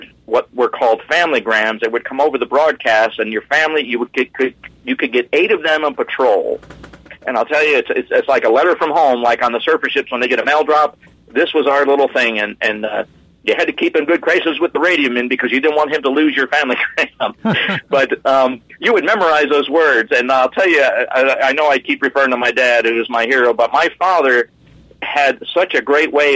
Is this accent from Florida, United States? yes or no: yes; New Smyrna Beach, Florida, United States; I was from New Smyrna Beach, just below Daytona